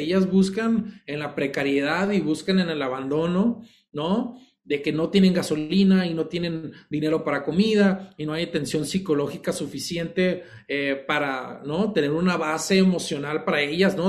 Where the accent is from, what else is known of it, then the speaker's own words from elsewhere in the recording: Sinaloa, Mexico; siendo sinaloense